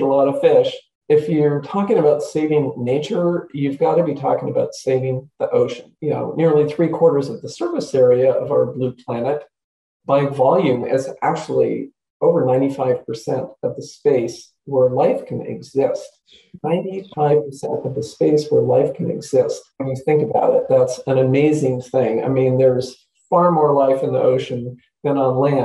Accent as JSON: {"language": "English", "area": "Santa Clara Valley", "region": "California", "country": "United States", "tie": "born or raised there", "said": "I grew up in the Santa Clara Valley, what we now call the Silicon Valley"}